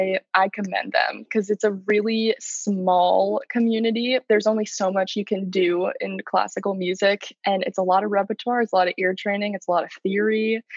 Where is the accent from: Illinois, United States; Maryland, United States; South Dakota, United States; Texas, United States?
Maryland, United States; also born or lived in Georgia; No, I was born in Georgia, actually. We moved around a lot and kind of settled just in Maryland. So that's where I say I'm from.